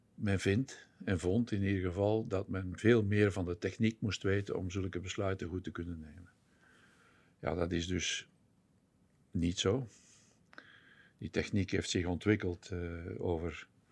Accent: Belgium; moved away as an adult; also born or lived in Netherlands; ik kom oorspronkelijk uit België, zoals jullie ongetwijfeld zullen horen in de podcast

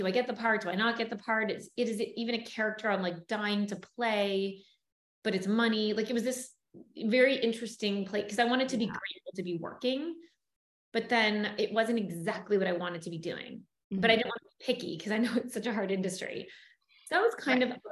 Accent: Toronto, Ontario, Canada; moved away as an adult; now in Los Angeles, United States; I grew up in Toronto, Canada

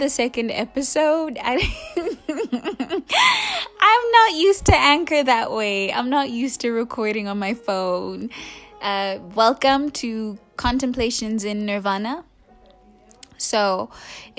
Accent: South Africa; We're South African. We're South African

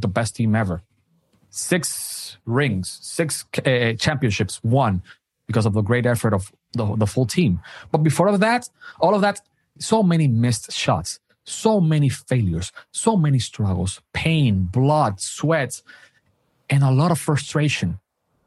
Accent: Dominican Republic; I'm from Dominican Republic.

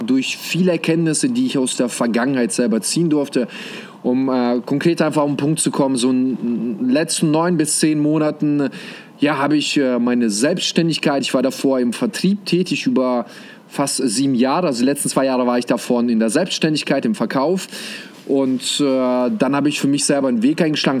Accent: Germany; also born or lived in Kazakhstan; ich bin gebürtig sogar aus Kasachstan. Und äh, wie wir damals gelebt haben, also bis zum sechsten Lebensjahr waren wir dort, dann sind wir nach Deutschland äh, umgezogen.

